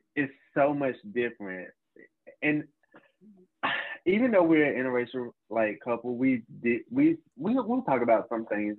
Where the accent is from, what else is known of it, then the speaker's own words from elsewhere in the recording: Charlotte, North Carolina, United States; now in Winston-Salem, United States; I'm originally from Charlotte, North Carolina. Uh, grew up in a small county as well. Um, I now live in Winston Salem, North Carolina.